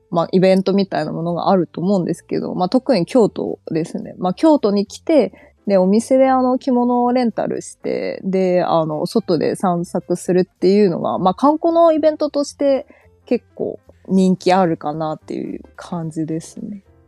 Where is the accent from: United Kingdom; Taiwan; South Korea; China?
China; Japanese is a second language; moved away as an adult; now in Japan; 中国出身